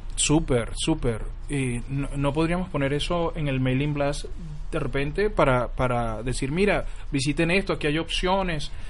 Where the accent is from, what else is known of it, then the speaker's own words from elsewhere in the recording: Venezuela; como venezolano que soy